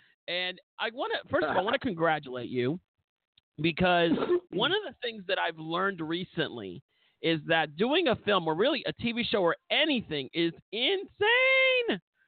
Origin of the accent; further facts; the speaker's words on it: Florida, United States; But of course, I'm going to be enthusiastic about my home state.